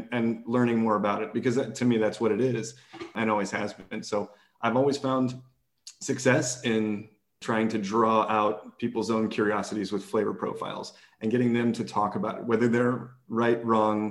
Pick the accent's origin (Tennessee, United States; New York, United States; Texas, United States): Texas, United States; I'm from Texas